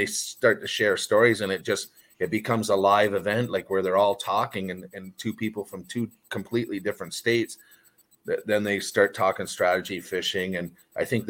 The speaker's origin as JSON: {"language": "English", "country": "Canada", "tie": "born or raised there", "moved": "yes", "said": "I grew up in Canada and that's all magic up there"}